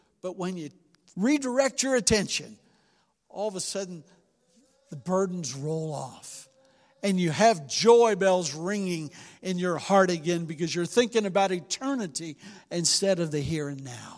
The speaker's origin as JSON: {"language": "English", "town": "Cincinnati", "region": "Ohio", "country": "United States", "lives_now": "Willard, United States", "said": "we're from Cincinnati. We're used to big city living"}